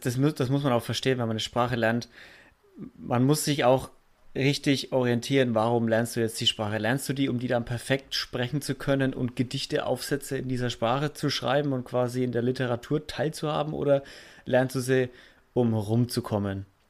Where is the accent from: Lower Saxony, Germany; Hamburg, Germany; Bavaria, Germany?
Bavaria, Germany; Franconia; accent: Franconian